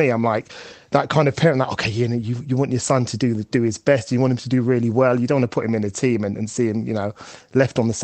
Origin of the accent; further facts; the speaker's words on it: London, United Kingdom; I grew up in East London, in Upton Park, which is just a stone's throw away from the Bowling Football Ground, spiritual home of West Ham.